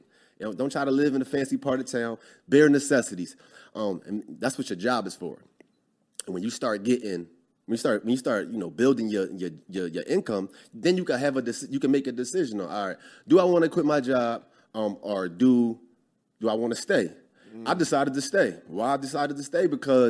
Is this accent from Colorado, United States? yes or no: no; Philadelphia, Pennsylvania, United States; moved away as an adult; Born and raised in Philly.